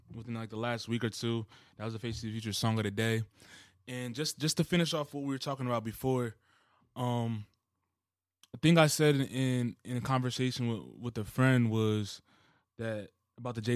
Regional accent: Wichita, Kansas, United States; moved away; I was born in Kansas, like, so Wichita, Kansas

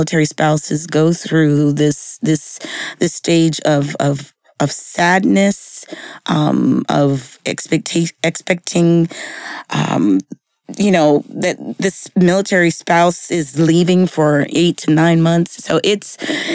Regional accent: San Diego, California, United States; moved away as an adult; also born or lived in Washington, D.C.; now in Texas, United States; I was born and raised in San Diego

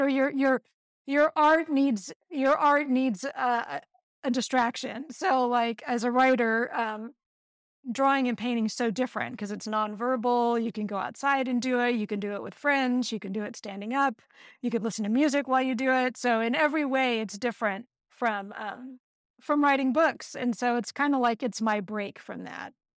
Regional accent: Texas, United States; moved away as an adult; also born or lived in Santa Cruz, California; I grew up in Texas

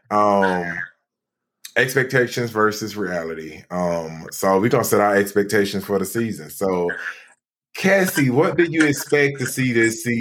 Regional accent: Pimlico, London, United Kingdom; I'm from Pimlico.

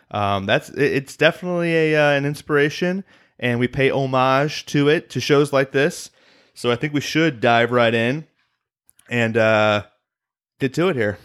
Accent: Illinois, United States; I'm from Illinois, so Chicago is near and dear to my heart

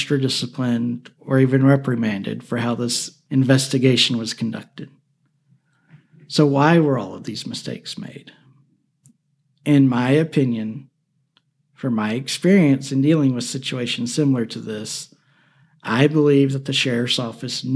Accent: Alabama, United States; Alabama, my home state

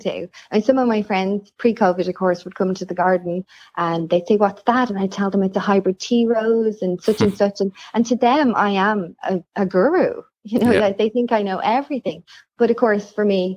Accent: Ireland; I'm Irish.

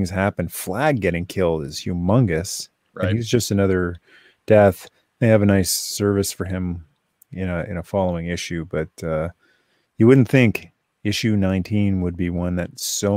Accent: Kitchener, Ontario, Canada; My hometown. It's Waterloo's just a few minutes from my hometown of Kitchener

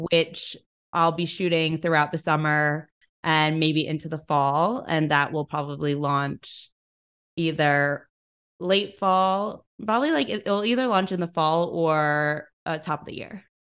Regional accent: New York City, New York, United States; I'm from New York City, I was home for a lot of the pandemic

